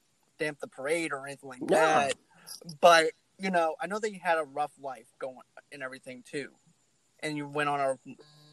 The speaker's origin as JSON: {"language": "English", "town": "Boston", "region": "Massachusetts", "country": "United States", "said": "I'm a guy from Boston"}